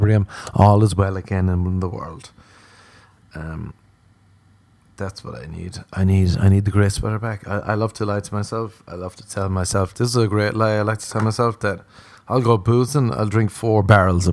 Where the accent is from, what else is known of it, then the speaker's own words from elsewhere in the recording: Ireland; accent: Irish; moved away; as an Irishman